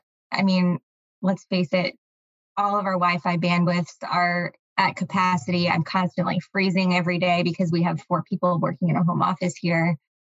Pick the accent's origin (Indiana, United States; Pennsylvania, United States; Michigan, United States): Pennsylvania, United States; Philadelphia; moved away as an adult; also born or lived in New York; home in Philadelphia in my childhood bedroom